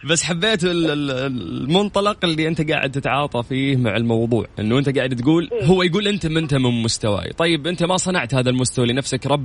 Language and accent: Arabic; Jeddah, Makkah Province, Saudi Arabia; … من اي مدينة؟ انا من جدة من جدة